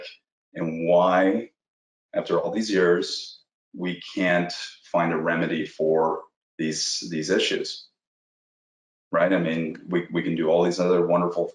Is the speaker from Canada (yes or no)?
yes; Toronto, Ontario, Canada; now in Malibu, United States; Canadian. I'm from Canada, Toronto, Canada